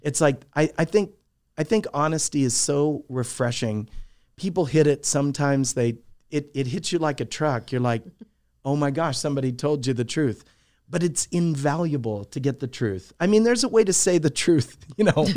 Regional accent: Alamogordo, New Mexico, United States; moved away as an adult; also born or lived in Albuquerque, New Mexico / El Paso, Texas; I grew up in Alamogordo. My grandparents lived there

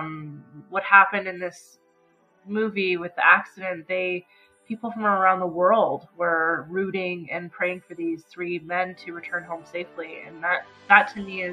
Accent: Canada; as a Canadian

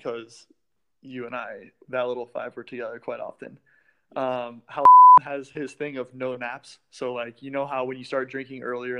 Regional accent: Florida, United States; Oh, well, I'm from Florida, so I'm gonna play soft today.

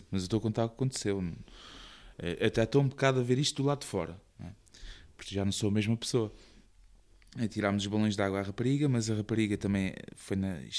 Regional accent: Portugal; Um, no Carnaval, perto da minha, da minha, da minha zona, onde eu cresci, hum. havia, era mesmo nos limites da, da, da, cidade, então havia a Estrada Nacional uh, para o Alentejo.

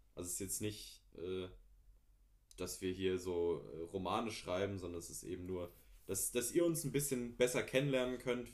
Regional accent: Wiesbaden, Hesse, Germany; Ich bin aber auch in der Gegend hier groß geworden in Nordenstadt

